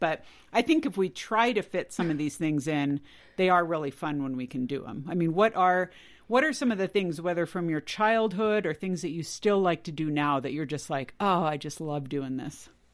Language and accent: English; California, United States; moved away; I grew up in California